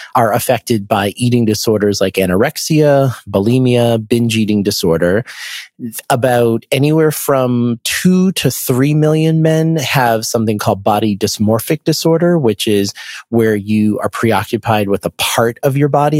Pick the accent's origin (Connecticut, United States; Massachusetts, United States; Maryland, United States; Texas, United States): Massachusetts, United States; Boston; I'm from the Boston area